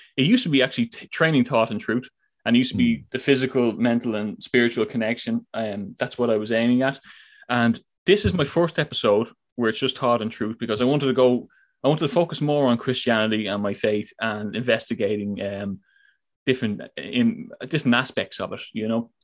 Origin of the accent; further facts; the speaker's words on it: Ireland; I come from Ireland, so big heavy Catholic um, background there